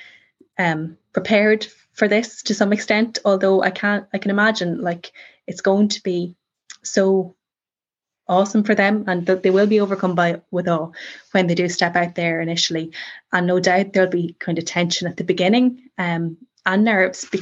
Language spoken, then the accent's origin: English; Ireland; being Irish